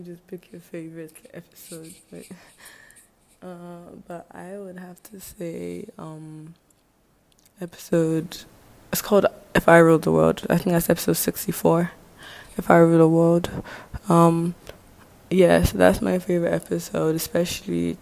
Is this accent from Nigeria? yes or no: yes; Nigeria; we are Nigerian